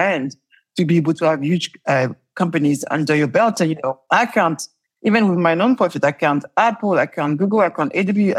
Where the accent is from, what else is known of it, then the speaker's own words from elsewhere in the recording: Paris, Île-de-France, France; accent: French; English is a second language; now in London, United Kingdom; I am French and I left Paris, the ghetto of Paris.